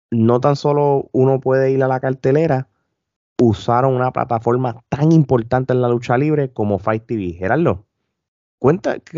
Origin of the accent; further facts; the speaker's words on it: Puerto Rico; Si no, no somos puertorriqueños.